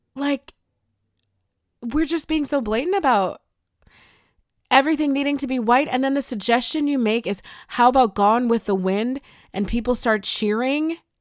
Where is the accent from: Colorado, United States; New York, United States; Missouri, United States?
New York, United States; Buffalo; I'm from Buffalo